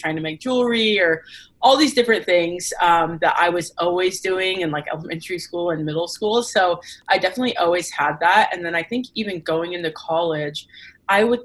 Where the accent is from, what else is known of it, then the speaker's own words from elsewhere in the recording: Paso Robles, California, United States; I grew up in a fairly small town on the central coast of California called Paso Robles.